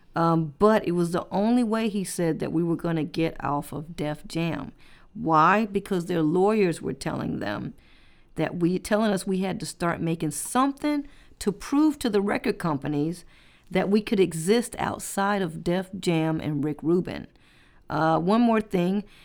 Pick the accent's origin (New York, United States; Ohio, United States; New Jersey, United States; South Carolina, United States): South Carolina, United States; accent: thick Southern; moved away; I had this really thick sou, thick Southern accent, because I was from South Carolina